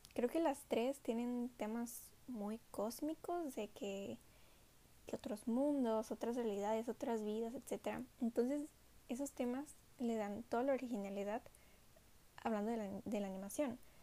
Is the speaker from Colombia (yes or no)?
no; Minatitlán, Veracruz, Mexico; also born or lived in Coatzacoalcos; soy mexicana del estado de Veracruz. Vivo en una ciudad llamada Coatzacoalcos, aunque nací en Minatitlán. Y solo llevo como tres o cuatro años viviendo en Coatzacoalcos. Siempre viví en Minatitlán